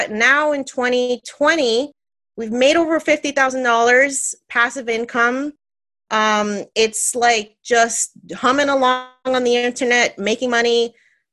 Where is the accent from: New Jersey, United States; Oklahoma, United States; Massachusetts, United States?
New Jersey, United States; I'm born and raised in New Jersey, Puerto Rican, come from a loud, loving family